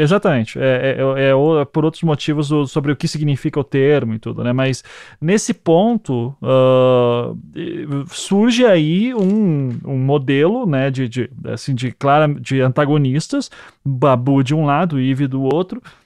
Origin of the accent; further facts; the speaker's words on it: Paraná, Brazil; eu, nós somos aqui do Paraná